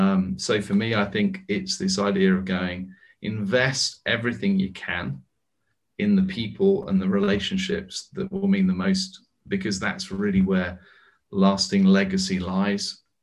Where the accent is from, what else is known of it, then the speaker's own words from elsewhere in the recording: United States; now in United Kingdom; Trust me, Joseph, I'm an American in exile in Britain with a British passport.